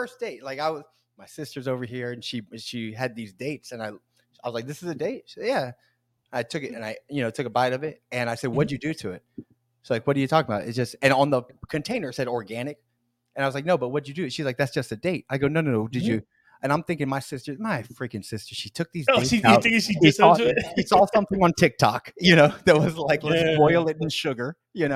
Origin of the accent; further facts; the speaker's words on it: Tampa, Florida, United States; I'm from Tampa